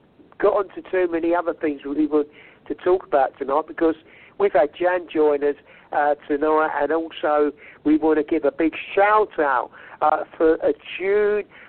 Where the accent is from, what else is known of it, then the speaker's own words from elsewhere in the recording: England, United Kingdom; I'm an Anglo-Saxon man, whatever you want to call myself, but I'm British, English